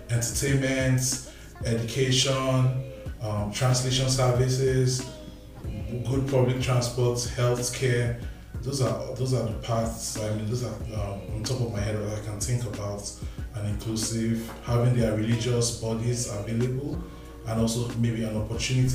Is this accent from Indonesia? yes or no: no; Nigeria; moved away as an adult; also born or lived in Winnipeg, Canada; now in Winkler, Canada; I'm originally from Nigeria. I've lived in Manitoba for 3.5 years